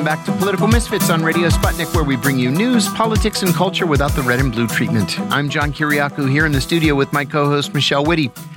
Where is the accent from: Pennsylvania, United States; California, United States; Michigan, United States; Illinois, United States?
Pennsylvania, United States; New Castle; moved away; my hometown, you know, I'm from Newcastle, Pennsylvania